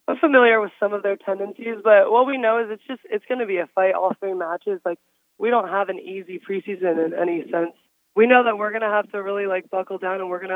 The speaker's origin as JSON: {"language": "English", "region": "Pennsylvania", "country": "United States", "tie": "born or raised there", "also_born_or_lived": "Colorado", "said": "I grew up in Pennsylvania my whole life"}